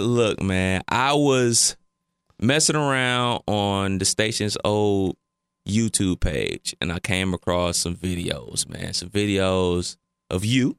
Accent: Cleveland Heights, Ohio, United States; me growing up in Cleveland

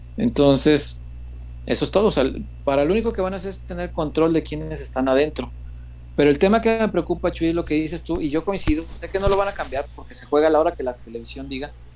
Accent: Mexico; soy de barrio, hombre, soy de la Morelos

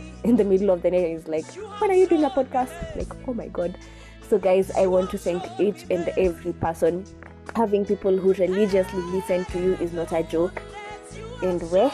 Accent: Kenya; I'm Kenyan

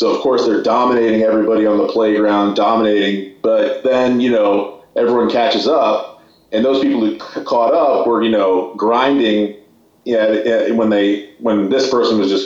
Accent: San Francisco, California, United States; I'm from San Francisco

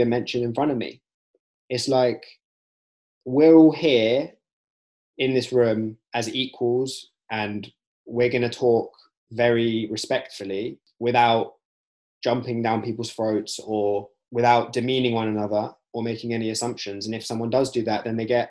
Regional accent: United Kingdom; being British Asian

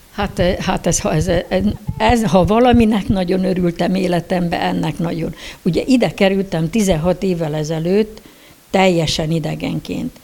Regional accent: Decs, Tolna, Hungary; Decsen, igen, Decsen születtem

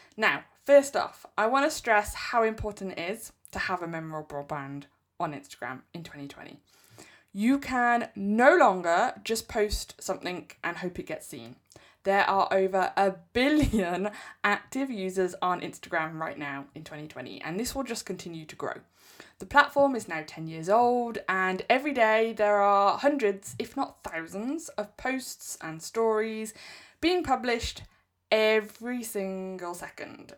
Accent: England, United Kingdom; I'm English.

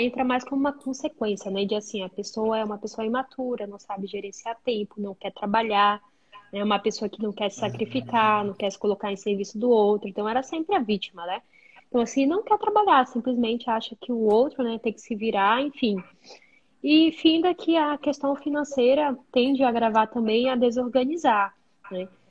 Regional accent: Benjamin Constant, Amazonas, Brazil; moved away as an adult; also born or lived in Manaus, Brazil; now in Germany; sou do interior do Amazonas, uma cidade bem pequenininha chamada Benjamin

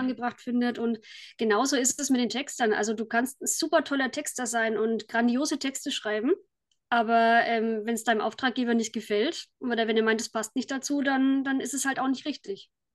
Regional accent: Kulmbach, Bavaria, Germany; ich komme aus Kulmbach in Oberfranken.

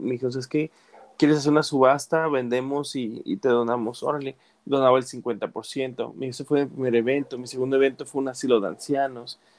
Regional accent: Mexico; now in United States; como latino mexicano

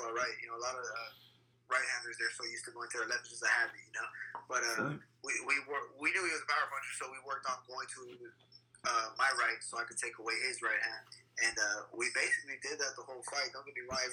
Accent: Bakersfield, California, United States; I wear this city proud on my back, and I'm proud to say that I'm from Bakersfield.

